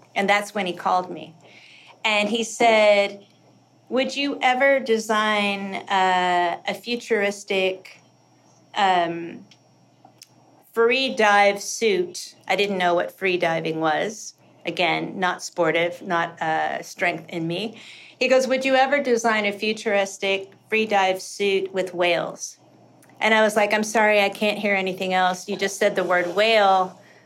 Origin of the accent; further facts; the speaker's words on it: Kentucky, United States; moved away; also born or lived in South Dakota; I hated growing up in Kentucky